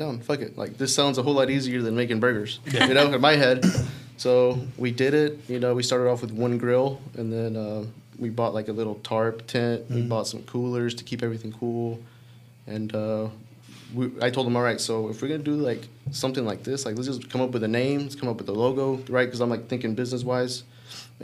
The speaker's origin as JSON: {"language": "English", "town": "Dalton", "region": "Georgia", "country": "United States", "tie": "born or raised there", "said": "I was actually born and raised here in Dalton, Georgia"}